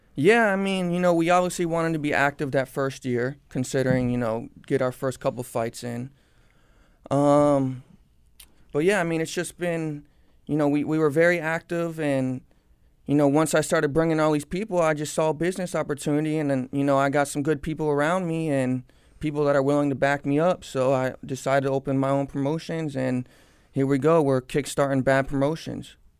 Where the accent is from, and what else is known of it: Cooper City, Florida, United States; born or raised there